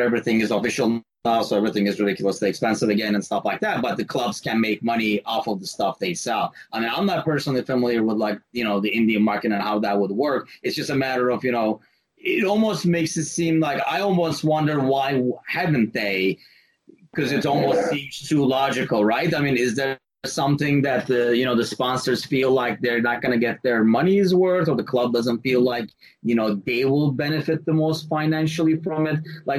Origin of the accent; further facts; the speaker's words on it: Turkey; accent: American; being from Turkey with my American accent